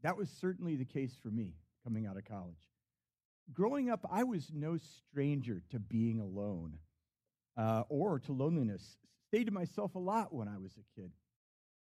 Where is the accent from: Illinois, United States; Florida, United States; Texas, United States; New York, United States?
Illinois, United States; Chicago suburbs; I was raised in the Chicago suburbs